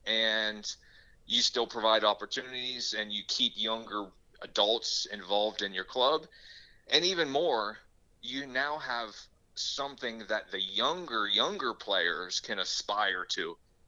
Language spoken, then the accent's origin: English; Pittsburgh, Pennsylvania, United States; hey, I'm from Pittsburgh, I've always grew up not liking Cleveland, you know, so why can't I compete against them?